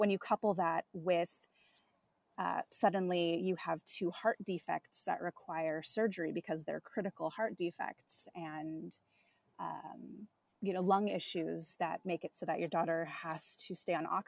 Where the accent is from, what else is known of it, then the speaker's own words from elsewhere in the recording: Southern California, United States; moved away; my hometown in Southern California